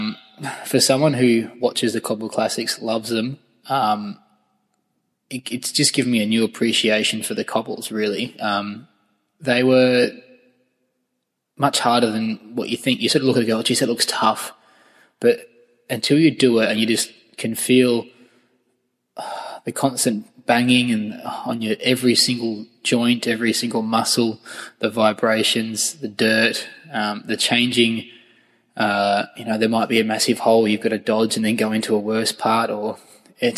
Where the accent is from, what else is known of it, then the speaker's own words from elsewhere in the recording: Australia; being an Australian